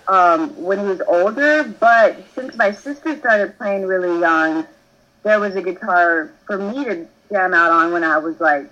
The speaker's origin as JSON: {"language": "English", "town": "San Antonio", "region": "Texas", "country": "United States", "tie": "born or raised there", "said": "I grew up in, I'm from San Antonio, Texas."}